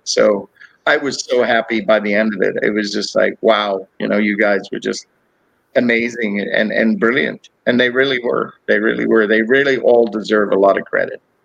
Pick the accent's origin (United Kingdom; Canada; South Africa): South Africa; Cape Town, Western Cape; also born or lived in Texas / Georgia / Florida; now in United States; I grew up in Cape Town, South Africa